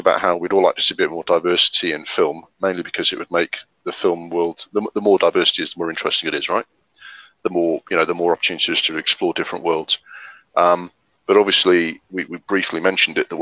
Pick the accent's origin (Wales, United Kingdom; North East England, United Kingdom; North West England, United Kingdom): North East England, United Kingdom; Sunderland; my hometown, Sunderland